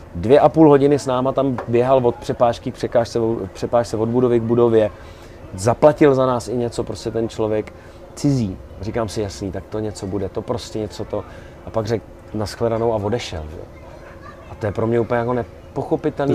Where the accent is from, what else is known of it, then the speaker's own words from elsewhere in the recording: Czechia; jsme z Čech